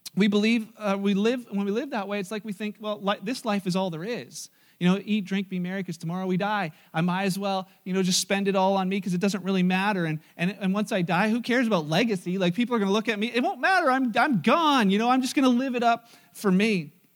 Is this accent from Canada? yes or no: yes; Canada; we're Canadian